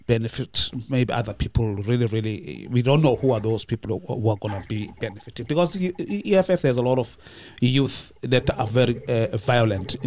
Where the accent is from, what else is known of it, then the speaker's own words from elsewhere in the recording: South Africa; now in United States; we are all here from South Africa